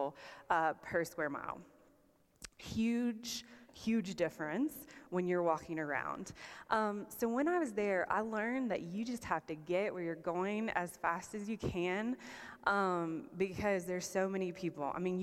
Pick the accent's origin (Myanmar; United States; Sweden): United States; South Carolina; accent: Southern; moved away as an adult; also born or lived in Canada / England / Hong Kong; I'm from South Carolina, home of the Clemson Tigers